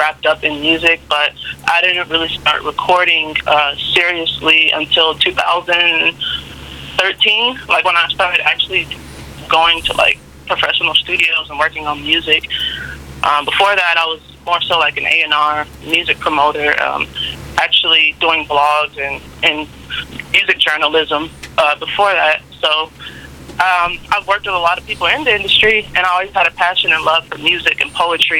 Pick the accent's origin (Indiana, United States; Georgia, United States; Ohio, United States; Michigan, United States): Georgia, United States; Atlanta; also born or lived in Boston; I was born in Atlanta, but I do come from a Nigerian family